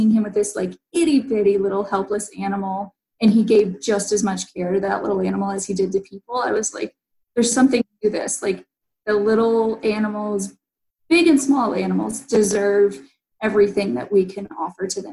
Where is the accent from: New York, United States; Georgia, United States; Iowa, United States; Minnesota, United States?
Georgia, United States; Newnan; I grew up in Noonan